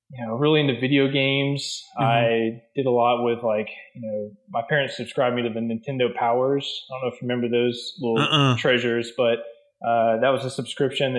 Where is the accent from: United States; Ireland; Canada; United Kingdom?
United States; Hobe Sound, Florida; now in Jacksonville, United States; I grew up in Hope Sound, Florida